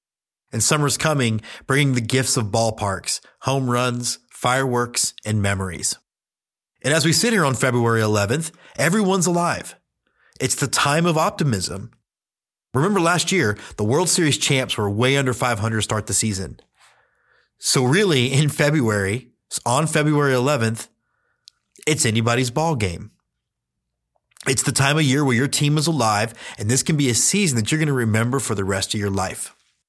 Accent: Houston, Texas, United States; I grew up in Houston, Texas, did not know anything about minor league baseball. I'm 44

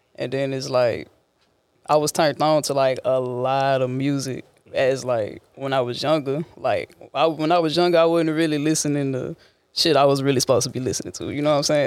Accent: Port Arthur, Texas, United States; I'm from Port Arthur, Texas

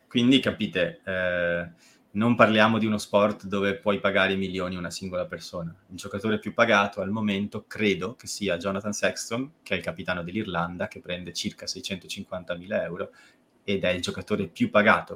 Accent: Treviso, Veneto, Italy; sono di Treviso.

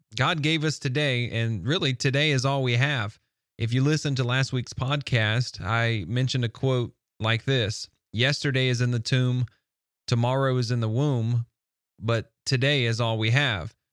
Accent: the South, United States; I'm from the South and they accuse us from speaking a little slower than normal.

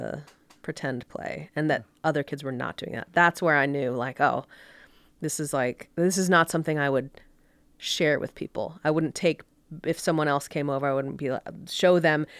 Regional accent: Orlando, Florida, United States; moved away as an adult; also born or lived in Connecticut / Miami; now in Park City, United States; I grew up in Orlando.

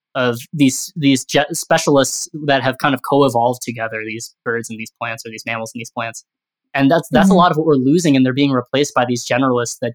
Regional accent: Midwest, United States; also born or lived in East Coast; now in Colorado, United States; I grew up in the Midwest, so seabirds were relatively new to me when I moved out to the East Coast. Now I'm back in Colorado

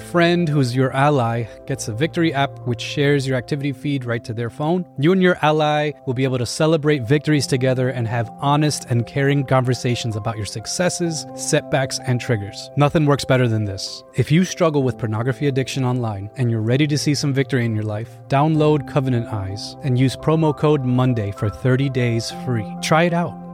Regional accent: East Coast, United States; I'm from, um, I'm from the East Coast.

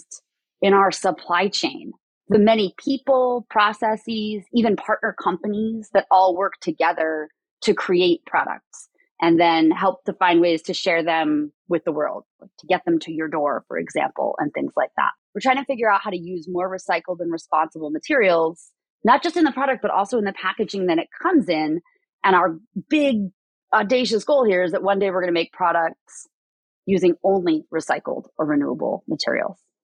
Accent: a small farm town in Massachusetts, United States; now in California, United States; I am from a small farm town in Massachusetts, but I've lived in California for a really long time.

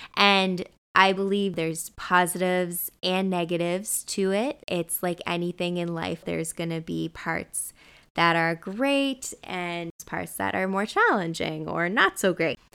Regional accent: New Brunswick, Canada; now in Vancouver, Canada; my hometown, Mayor Machine, New Brunswick

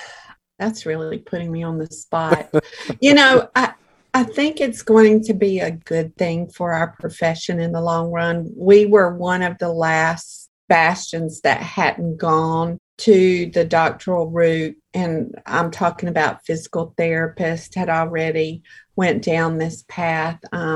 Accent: New York, United States; Well, they said, and where are you from? And I said, New York.

